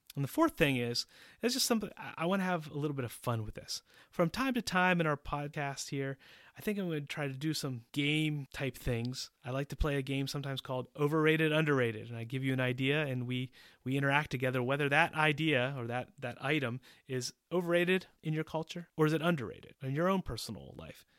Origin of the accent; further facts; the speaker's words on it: Pittsburgh, Pennsylvania, United States; moved away as an adult; also born or lived in Boston, Massachusetts; now in Czech Republic; I was born in Pittsburgh, Pennsylvania, and I moved to Boston when I was ten years old